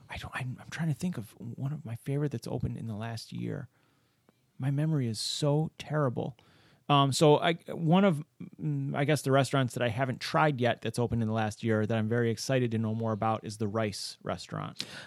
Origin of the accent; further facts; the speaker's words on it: Rochester, New York, United States; I was born and raised in Rochester.